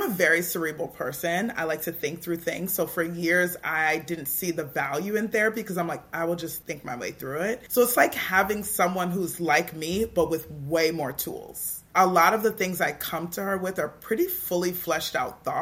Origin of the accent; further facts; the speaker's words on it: Toronto, Ontario, Canada; I grew up in Toronto in a culture that was very teen-centered